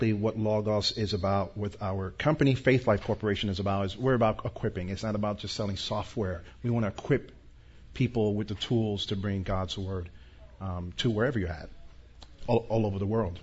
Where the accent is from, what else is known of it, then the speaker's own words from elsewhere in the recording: New York, United States; I'm from New York, born and raised.